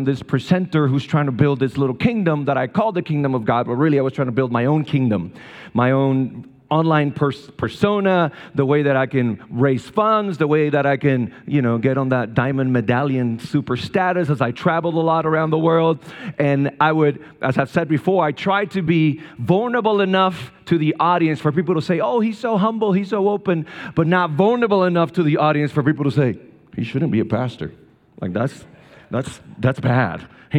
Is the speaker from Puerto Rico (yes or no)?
yes; Puerto Rico; English is a second language; moved away as an adult; also born or lived in Raleigh, North Carolina; now in North Carolina, United States; I was born and raised in Puerto Rico.